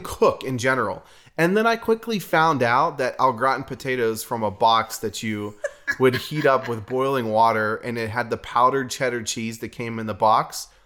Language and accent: English; New Castle, Pennsylvania, United States; moved away as an adult; also born or lived in Pittsburgh, Pennsylvania; now in Redding, United States; we are from Pittsburgh, Pennsylvania, actually from a town new, called Newcastle, about an hour north. I'm from Newcastle